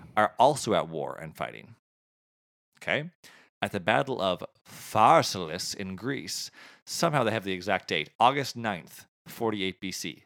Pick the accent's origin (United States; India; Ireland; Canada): Canada